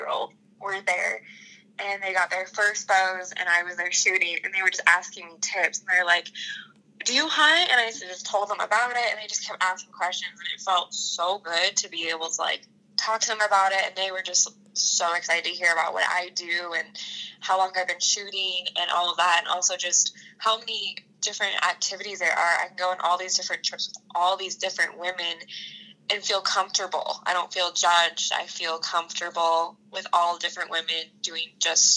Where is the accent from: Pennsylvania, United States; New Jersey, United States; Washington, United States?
Washington, United States; also born or lived in Idaho; So I grew up in Washington and Idaho. So I spent school years in Washington, summers in Idaho